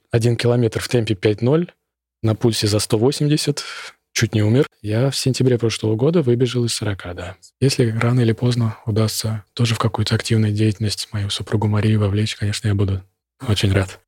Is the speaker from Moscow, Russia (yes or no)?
yes; Moscow, Russia; Я из Москвы